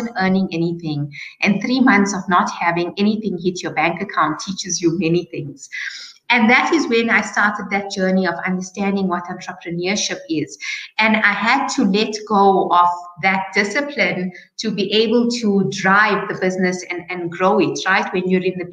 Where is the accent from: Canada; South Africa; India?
South Africa; Johannesburg, Gauteng; born in Johannesburg.